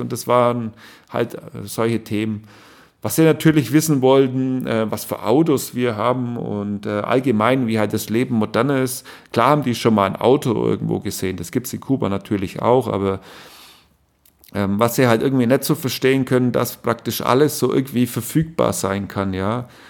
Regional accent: East Germany, Germany; bei uns in Ostdeutschland

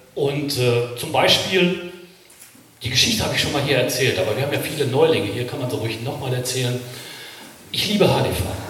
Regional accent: Ruhr area, North Rhine-Westphalia, Germany; ich komme aus dem Ruhrgebiet, also ich weiß, wo die Kohle wirklich schwarz ist.

